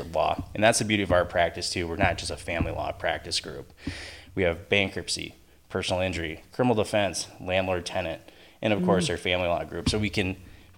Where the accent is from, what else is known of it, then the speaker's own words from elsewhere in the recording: Sioux Falls, South Dakota, United States; moved away as an adult; also born or lived in St. Paul, Minnesota; now in St. Cloud, United States; I'm originally from Sioux Falls, South Dakota